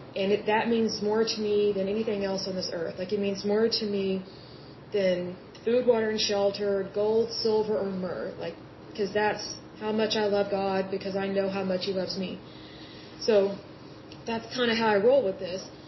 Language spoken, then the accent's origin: English; Yukon, Oklahoma, United States; now in Oklahoma City, United States; I grew up in Yukon, Oklahoma, and uh, now I live in Oklahoma City